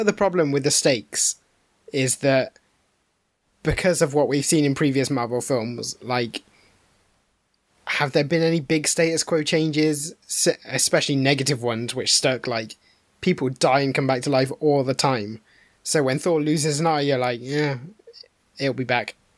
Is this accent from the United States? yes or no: no; United Kingdom; we're all British